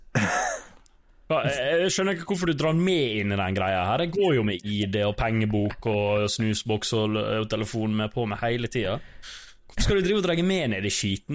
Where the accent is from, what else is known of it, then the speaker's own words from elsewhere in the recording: Ålesund, Møre og Romsdal, Norway; jeg kommer nå fra Ålesund